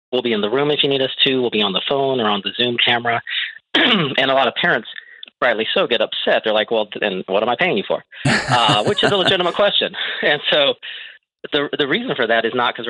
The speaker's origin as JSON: {"language": "English", "region": "Texas", "country": "United States", "said": "I'm from Texas"}